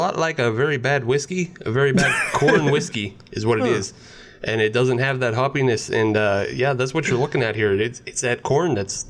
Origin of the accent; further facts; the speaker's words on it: Winnipeg, Manitoba, Canada; I'm from Winnipeg